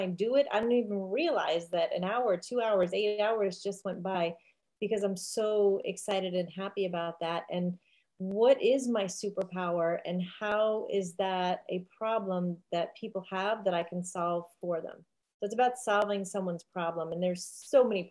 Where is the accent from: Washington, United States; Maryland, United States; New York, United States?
New York, United States; New York City; I grew up in Staten Island, New York, and people don't think of it as being an island, but it is.